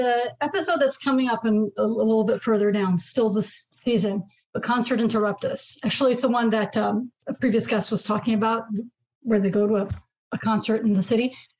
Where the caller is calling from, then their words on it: New York City, New York, United States; New York City.